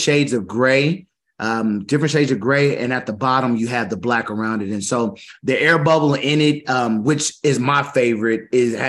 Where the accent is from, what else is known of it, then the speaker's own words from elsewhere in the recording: Kansas, United States; I'm from Kansas